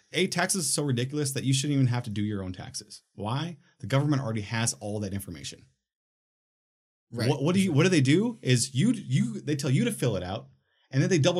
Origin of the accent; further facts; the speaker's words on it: Minnesota, United States; when I was a kid, I'm from Minnesota, right?